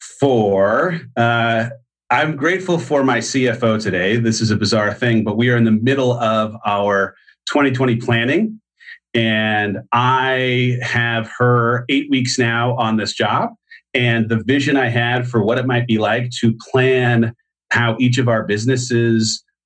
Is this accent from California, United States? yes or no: yes; San Clemente, California, United States; now in Austin, United States; San Clemente, California.